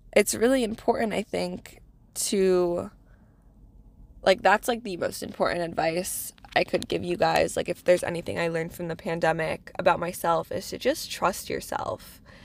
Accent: New England, United States; moved away as an adult; now in New York, United States; I'm, I'm a New England girl

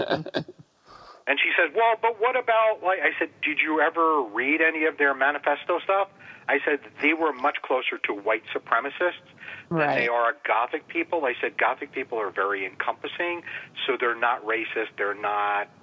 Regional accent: White Plains, Westchester County, then Glenham, Dutchess County, New York, United States; moved away as an adult; also born or lived in Massachusetts; I was born in Westchester County, up in White Plains, New York, and then from there went to Dutchess County, up towards a little place called Glenham, which was between Beacon and Fishkill

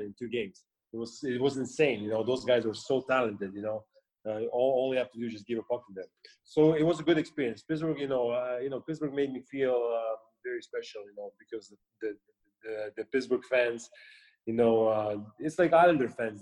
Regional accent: Russia; moved away as an adult; also born or lived in United States; growing up in the Soviet Union

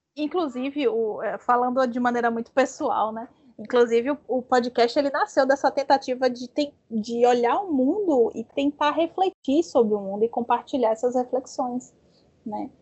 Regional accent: Bahia, Brazil; accent: Baiano; Eu sou baiana

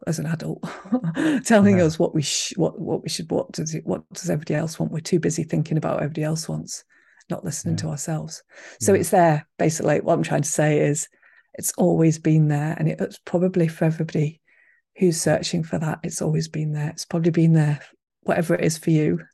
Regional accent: Manchester, North West England, United Kingdom; moved away as an adult; now in Highlands, Scotland; I was brought up in Manchester

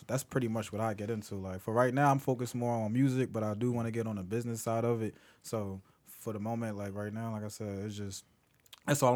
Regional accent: Philadelphia, Pennsylvania, United States; I'm from Philly too. From specifically North Philly

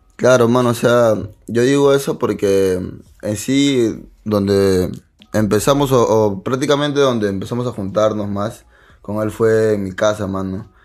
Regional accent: Lima, Peru; mi casa es de las flores, mano. Yo soy de Canto Rey.

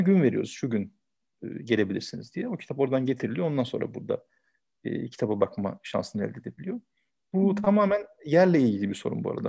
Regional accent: Istanbul, Turkey; 1974 İstanbul doğumluyum.

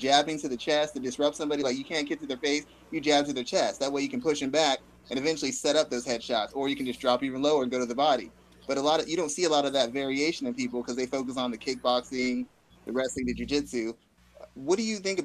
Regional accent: San Antonio, Texas, United States; I'm from San Antonio, Texas, and Texas is big on boxing

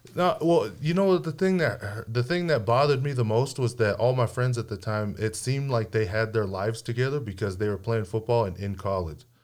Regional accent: Hawaii, United States; I grew up in Hawaii

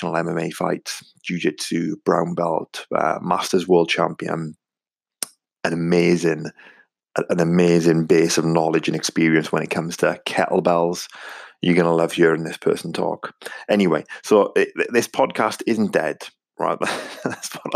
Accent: Wales, United Kingdom; accent: Welsh; my strange Welsh accent

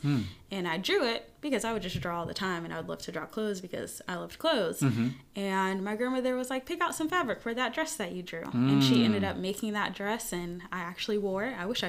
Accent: New York, United States; accent: New York; That's my New York accent. Don't judge me, listeners.

